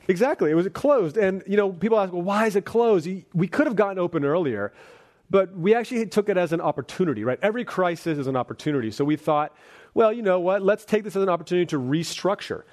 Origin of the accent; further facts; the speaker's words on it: Bay Area, California, United States; growing up in the Bay Area